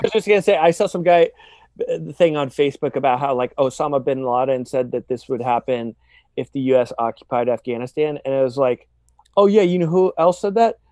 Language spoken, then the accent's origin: English; San Diego, California, United States; growing up in San Diego